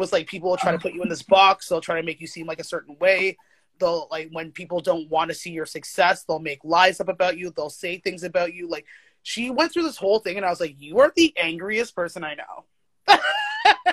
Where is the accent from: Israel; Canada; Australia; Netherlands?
Canada; Toronto, Ontario; I grew up in Scarborough